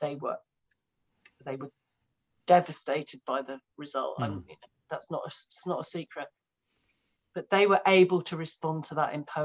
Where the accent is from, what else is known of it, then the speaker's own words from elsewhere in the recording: London, United Kingdom; I'm growing up in London, I'm a slightly depressed teenager